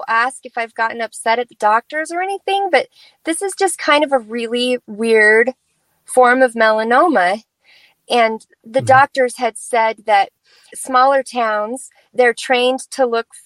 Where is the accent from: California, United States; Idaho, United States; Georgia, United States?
Idaho, United States; here I'm from Idaho